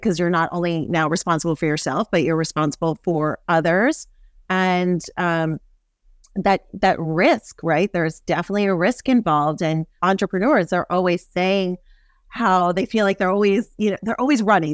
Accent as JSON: {"language": "English", "town": "New York City", "region": "New York", "country": "United States", "tie": "born or raised there", "said": "I grew up in Manhattan."}